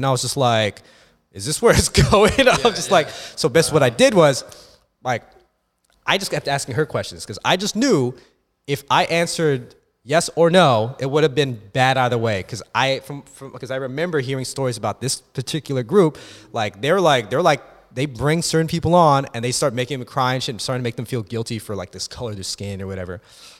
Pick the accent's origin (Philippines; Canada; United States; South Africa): Philippines; because first of all, like, bitch, I'm fucking Filipino.